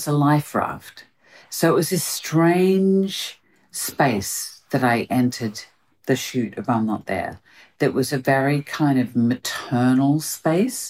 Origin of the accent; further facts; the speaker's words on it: Australia; now in United Kingdom; I'm Australian